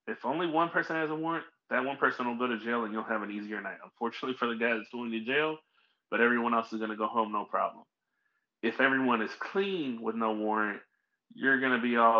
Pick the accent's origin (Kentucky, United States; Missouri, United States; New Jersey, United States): Missouri, United States; St. Louis; I'm from St. Louis